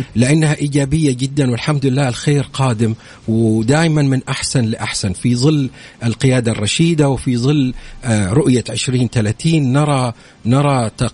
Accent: Saudi Arabia

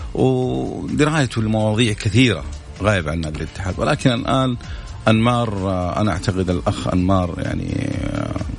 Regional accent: Saudi Arabia; نحن كمواطنين سعوديين

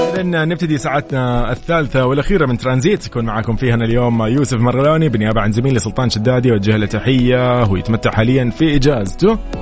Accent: Sudan; now in Saudi Arabia; من السودان

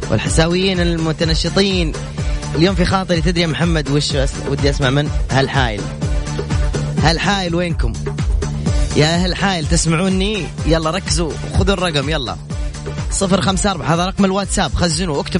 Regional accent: Yemen; now in Mecca, Saudi Arabia; لا والله يمني يا اخوي

